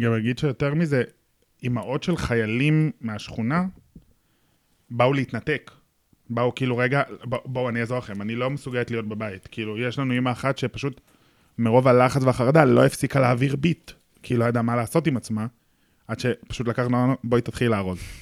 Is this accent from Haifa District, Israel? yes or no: no; Tel Aviv, Tel Aviv District, Israel; זה הסביבה שגדלתי בה, זה האנשים שגדלתי ביניהם